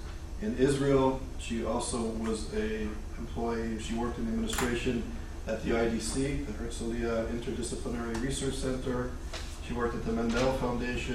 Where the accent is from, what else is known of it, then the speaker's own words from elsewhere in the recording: Montreal, Quebec, Canada; we grew up in Montreal together